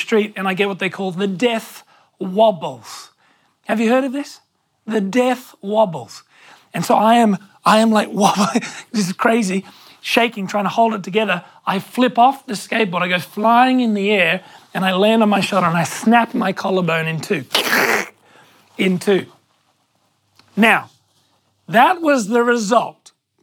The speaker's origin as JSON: {"language": "English", "town": "Hornsby", "region": "New South Wales", "country": "Australia", "tie": "born or raised there", "said": "I grew up in Hornsby until I was about 10"}